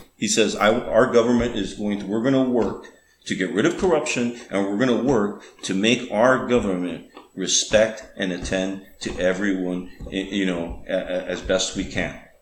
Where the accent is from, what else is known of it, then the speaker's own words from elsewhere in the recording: Tamaulipas, Mexico; also born or lived in Rio Grande Valley, Texas, United States; So, I grew up mostly in Mexico, but also in America